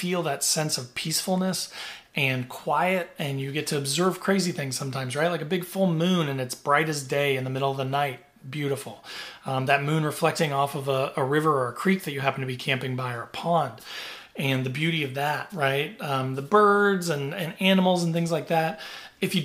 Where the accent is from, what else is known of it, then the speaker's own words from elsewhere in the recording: Southern Indiana, United States; I grew up in Southern Indiana